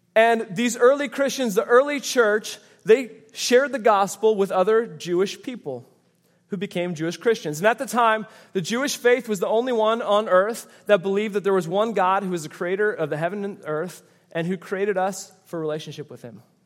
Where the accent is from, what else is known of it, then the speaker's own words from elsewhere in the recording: Canada; moved away; I grew up in Canada